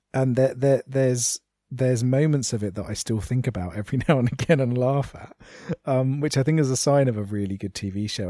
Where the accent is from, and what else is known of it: United Kingdom